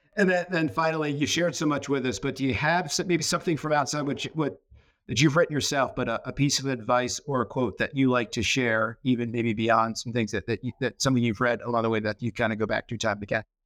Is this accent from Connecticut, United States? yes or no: yes; Connecticut, United States; now in Arizona, United States; I grew up in Connecticut and, uh, lots of family in Massachusetts, so I'm New England through and through